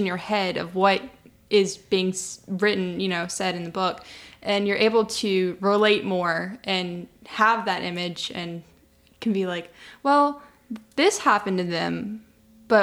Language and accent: English; Newport News, Virginia, United States; I'm from Newport News, Virginia